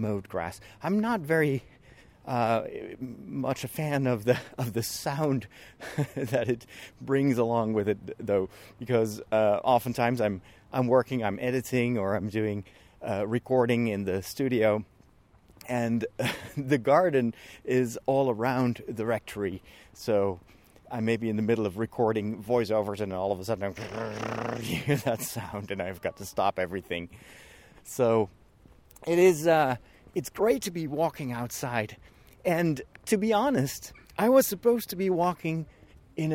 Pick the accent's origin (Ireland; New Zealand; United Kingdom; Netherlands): Netherlands; Amersfoort, Utrecht; here in my hometown in Amersfoort in the Netherlands